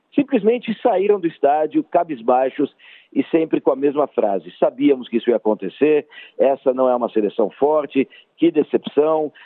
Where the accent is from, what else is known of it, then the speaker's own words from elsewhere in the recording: Brazil; como brasileiro